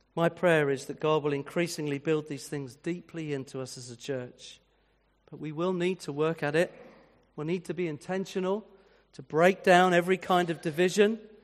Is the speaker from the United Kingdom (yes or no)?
yes; Winchester, South East England, United Kingdom; moved away; I was brought up in the sixties and in a town like Winchester, which was my hometown